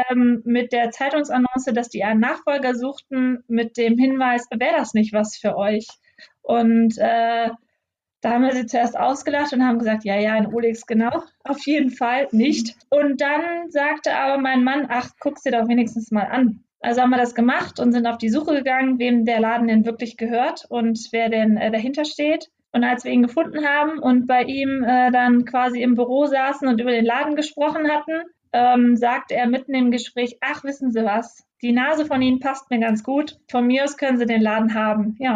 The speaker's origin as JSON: {"language": "German", "town": "Solingen", "region": "North Rhine-Westphalia", "country": "Germany", "tie": "born or raised there", "said": "wohnen ja jetzt auch in, in Solingen zwischen Düsseldorf und Köln gelegen. Mhm. Ähm, wir sind hier aufgewachsen im Stadtteil Olix"}